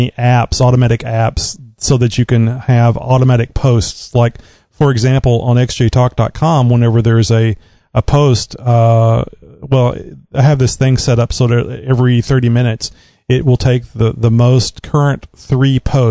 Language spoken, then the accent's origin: English; Southeast Texas, United States; born or raised there